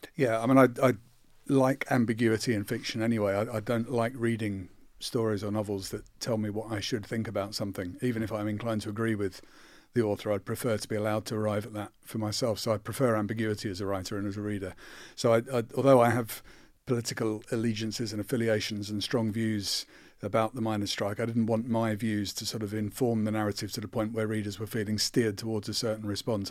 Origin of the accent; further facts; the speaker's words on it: Croydon, London, United Kingdom; I'm from Croydon and my dad was a sheet metal worker in, in a factory